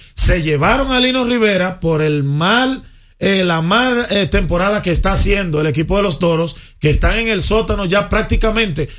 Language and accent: Spanish; Dominican Republic; uno como dominicano